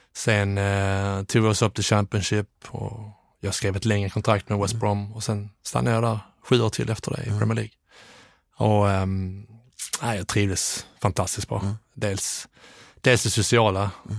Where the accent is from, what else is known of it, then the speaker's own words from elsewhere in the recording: Landskrona, Skåne, Sweden; moved away as an adult; also born or lived in Netherlands / England; Jag är, eh, är från Landskrona från mm. början